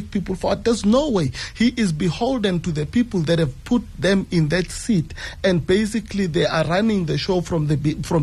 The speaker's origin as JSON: {"language": "English", "town": "Winterveld", "country": "South Africa", "tie": "born or raised there", "said": "I grew up in Winterfeld"}